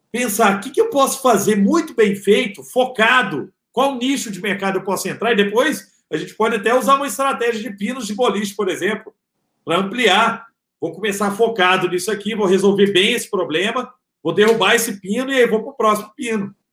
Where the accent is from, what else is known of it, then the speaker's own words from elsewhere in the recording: Araguari, Minas Gerais, Brazil; o cara que quisesse dar aula de culinária vegana em Araguari, minha cidade natal